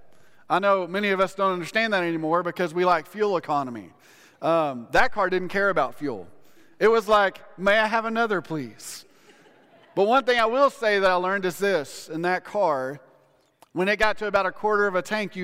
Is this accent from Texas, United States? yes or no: yes; Odessa, Texas, United States; I grew up in Odessa. Everything's flat